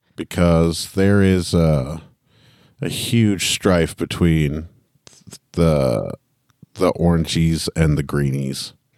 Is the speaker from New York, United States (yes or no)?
yes; New York, United States; I'm from New York, and that's my heritage.